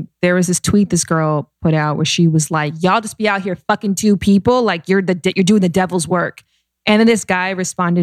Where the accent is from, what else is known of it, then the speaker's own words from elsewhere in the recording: Canada; now in United States; I'm Canadian.